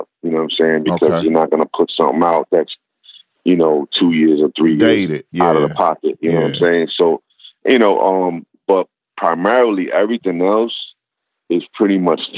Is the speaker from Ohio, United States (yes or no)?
no; New York City, New York, United States; Growing up in Brooklyn, it's just like everything was crew based